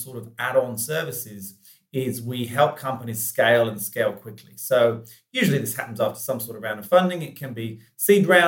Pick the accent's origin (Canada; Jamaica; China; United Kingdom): United Kingdom; England; I grew up in England